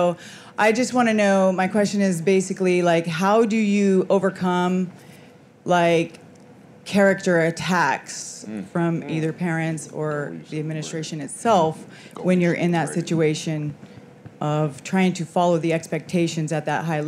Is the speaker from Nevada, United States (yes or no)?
yes; Las Vegas, Nevada, United States; Hi, I'm … from Vegas.